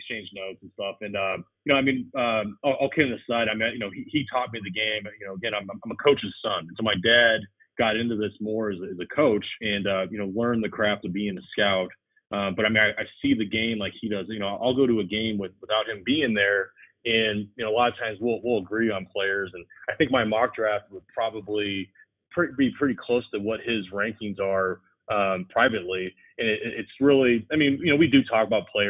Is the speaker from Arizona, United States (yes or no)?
yes; Arizona, United States; I grew up in Arizona